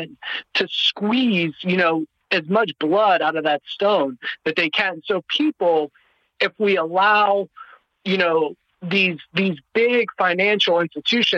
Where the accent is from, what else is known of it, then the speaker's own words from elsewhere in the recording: Ohio, United States; moved away; I'm originally from Ohio